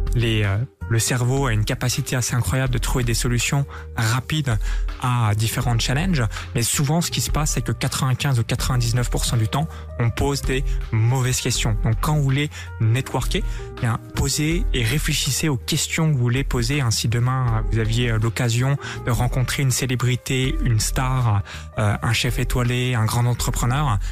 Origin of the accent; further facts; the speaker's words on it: France; Je suis français